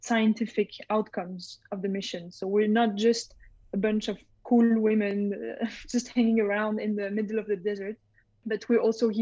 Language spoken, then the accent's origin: English; Switzerland; also born or lived in Strasbourg, France; my family moved to Switzerland. And so I grew up, I spent most of my life in Switzerland.